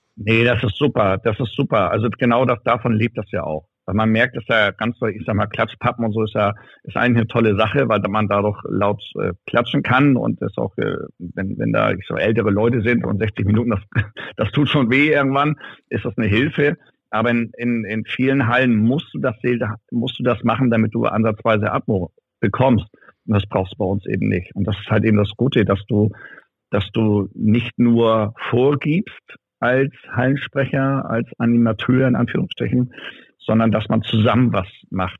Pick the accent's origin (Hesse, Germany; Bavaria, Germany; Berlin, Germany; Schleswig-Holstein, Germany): Schleswig-Holstein, Germany; Ramstedt; in Ramstedt bin ich ja geboren und aufgewachsen, das ist ja nebenan.